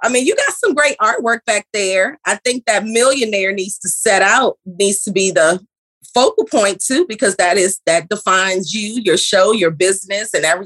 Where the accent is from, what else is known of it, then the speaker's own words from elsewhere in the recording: Kingston, Jamaica; now in Maryland, United States; I am born and raised in Kingston, Jamaica. I reside here in the DMV area